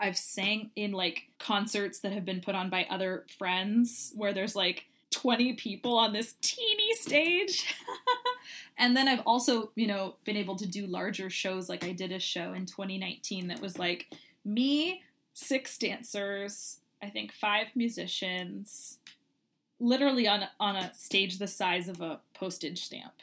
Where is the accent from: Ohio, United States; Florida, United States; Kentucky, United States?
Kentucky, United States; growing up in Kentucky